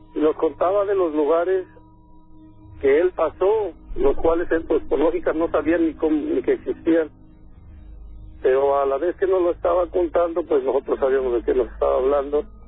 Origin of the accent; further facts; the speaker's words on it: Tepeji del Río, Hidalgo, Mexico; yo soy de Tepeji del Río